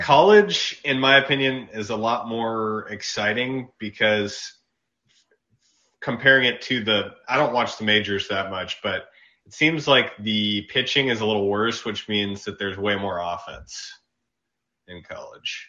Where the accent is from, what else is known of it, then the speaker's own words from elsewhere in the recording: Dallas, Texas, United States; we're both from Dallas